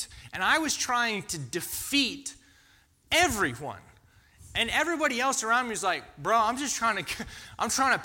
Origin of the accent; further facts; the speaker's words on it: Georgia, United States; also born or lived in Florida; I grew up in Florida and in Georgia